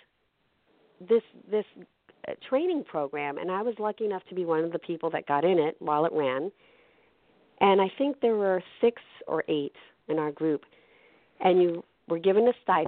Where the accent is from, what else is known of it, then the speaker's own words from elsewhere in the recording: New York City, New York, United States; I had grown up in an Italian neighborhood, growing up in New York with a lot of Italians and Irish and all that. In Brooklyn with a lot of people that weren't Latino